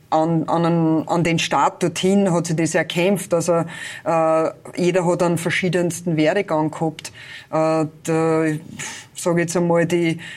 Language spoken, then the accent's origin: German; Neusiedl bei Pernitz, Lower Austria, Austria; bin ich in Neusiedl bei Pernitz.